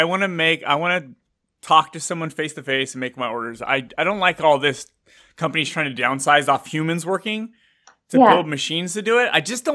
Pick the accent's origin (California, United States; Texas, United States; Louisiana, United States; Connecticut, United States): California, United States; Bay Area; now in Fresno, United States; I've lived here my whole life in California. I was born and raised in the Bay Area. Now I'm in Fresno, which is in between you and the Bay Area.